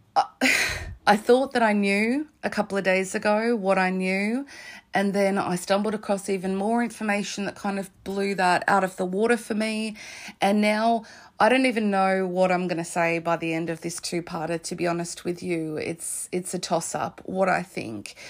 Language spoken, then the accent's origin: English; Australia; I'm Australian, I'm on the other side of the world